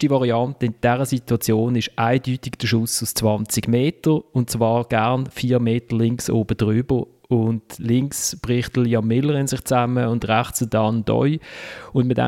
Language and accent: German; Basel, Basel-Stadt, Switzerland; Für mich äh, als Basler war eine Szene bezeichnend gewesen.